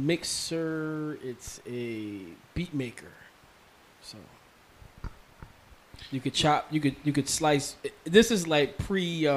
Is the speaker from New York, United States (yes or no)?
yes; Mount Vernon, New York, United States; Like I said, I'm from Mount Vernon, so you know Yonkers is right there.